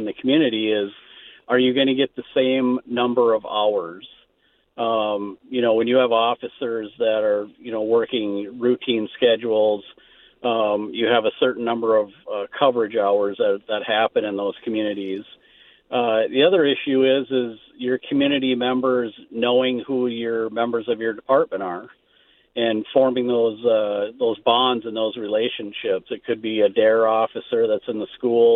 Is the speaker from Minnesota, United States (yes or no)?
yes; Marble, Minnesota, United States; I grew up in a small town called Marble